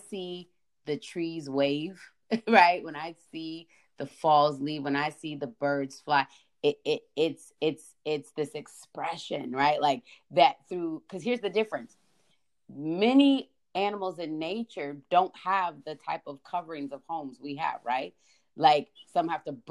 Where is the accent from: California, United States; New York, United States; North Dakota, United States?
California, United States; moved away; I grew up in California